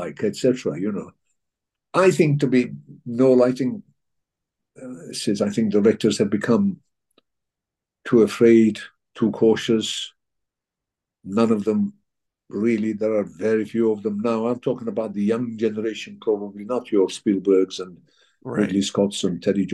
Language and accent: English; Turkey; also born or lived in England; now in United Kingdom; I was born in Turkey, so I'm also a Turkish citizen